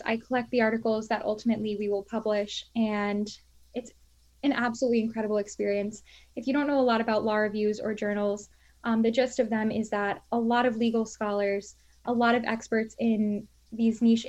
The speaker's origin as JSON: {"language": "English", "region": "Florida", "country": "United States", "tie": "born or raised there", "also_born_or_lived": "Washington, D.C.", "moved": "as an adult", "lives_now": "Albany, United States", "said": "I'm originally from Florida. That's where I was raised"}